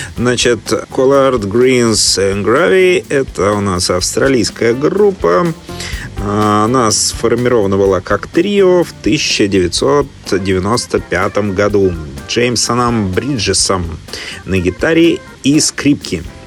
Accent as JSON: {"language": "Russian", "region": "Saint Petersburg", "country": "Russia", "tie": "born or raised there", "moved": "yes", "lives_now": "Melbourne, Australia", "said": "сам-то я родом из Петербурга"}